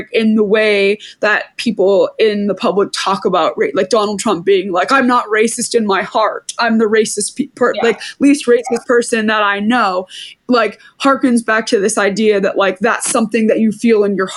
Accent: Maine, United States; we grew up in Maine

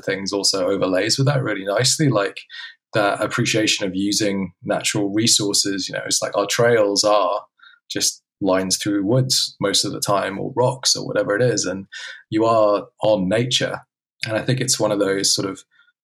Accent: Hong Kong; I was brought up in Hong Kong

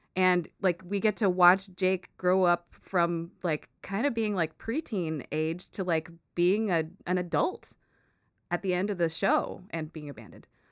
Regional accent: United States; I was born here in the States, and I grew up with Filipino culture around me a lot, but I'm an American person

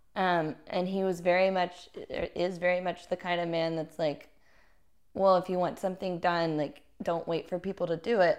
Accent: Little Rock, Arkansas, United States; I grew up in Little Rock, Arkansas

